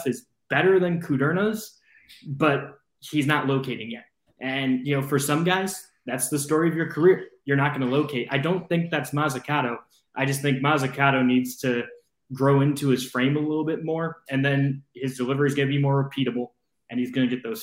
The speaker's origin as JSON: {"language": "English", "town": "Cleveland", "region": "Ohio", "country": "United States", "tie": "born or raised there", "moved": "yes", "lives_now": "Columbia, United States", "said": "when I was a kid, growing up in Cleveland"}